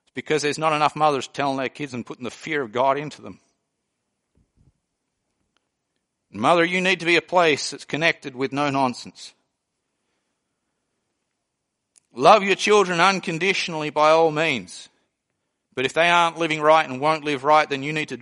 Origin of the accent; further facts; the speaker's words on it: Australia; moved away; I came from Australia.